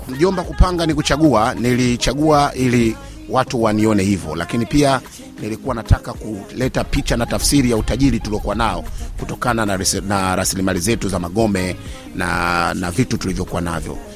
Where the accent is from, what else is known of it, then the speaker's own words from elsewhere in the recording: Mchomoro, Ruvuma, Tanzania; Mimi natokea na Mtumbo pale Mchomoro.